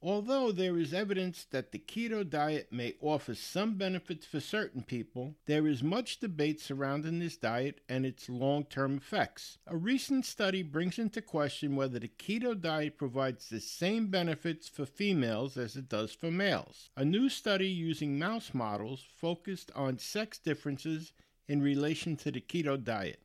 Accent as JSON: {"language": "English", "country": "United States", "said": "I'm American, and I'm proud of it"}